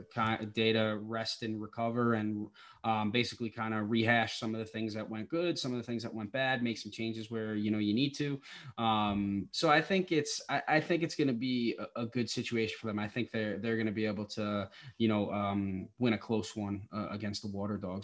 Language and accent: English; Long Island, New York, United States; I'm from Long Island